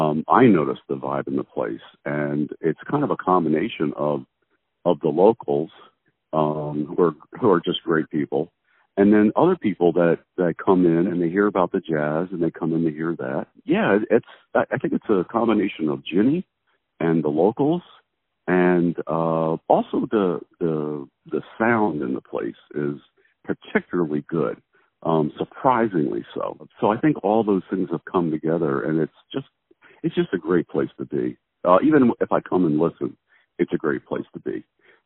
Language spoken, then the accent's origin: English; Philadelphia, Pennsylvania, United States; now in Kansas City, United States; I actually grew up mostly in Philadelphia.